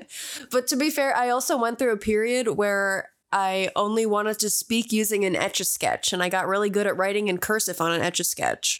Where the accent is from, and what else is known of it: Barahac area, Connecticut, United States; born or raised there